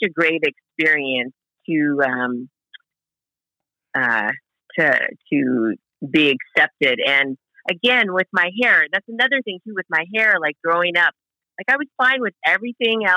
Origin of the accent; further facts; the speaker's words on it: Hawaii, United States; growing up in Hawaii, they used to call me … because nobody really knew what I was